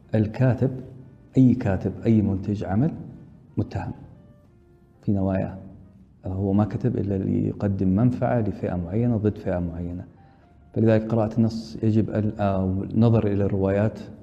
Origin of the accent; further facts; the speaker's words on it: Saudi Arabia; عندنا في السعودية